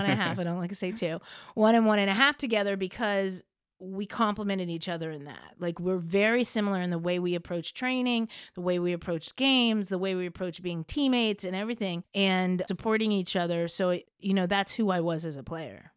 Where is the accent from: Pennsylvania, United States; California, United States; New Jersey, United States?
New Jersey, United States; Princeton; I grew up in Princeton, New Jersey